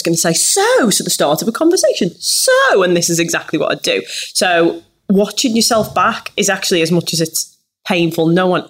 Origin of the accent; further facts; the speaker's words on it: Liverpool, North West England, United Kingdom; Definitely something I struggled with, being a Scouser.